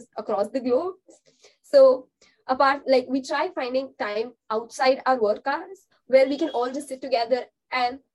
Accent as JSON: {"language": "English", "country": "India", "said": "as an Indian"}